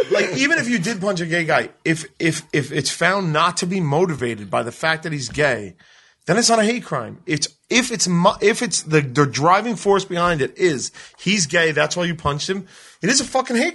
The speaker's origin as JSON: {"language": "English", "town": "New York City", "region": "New York", "country": "United States", "tie": "born or raised there", "said": "I grew up in New York City"}